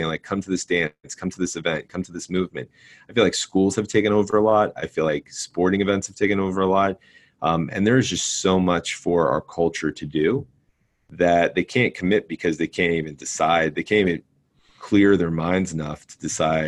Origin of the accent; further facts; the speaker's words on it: New Jersey, United States; growing up in Jersey